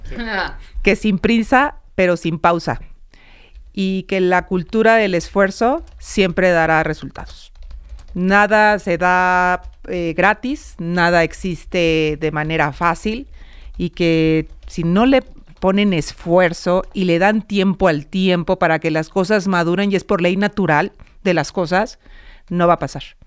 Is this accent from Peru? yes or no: no; Mexico; los mexicanos